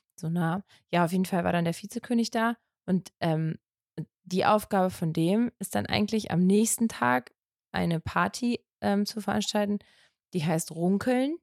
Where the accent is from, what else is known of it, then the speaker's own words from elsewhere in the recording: North Rhine-Westphalia, Germany; Also für mich als Ostwestfälin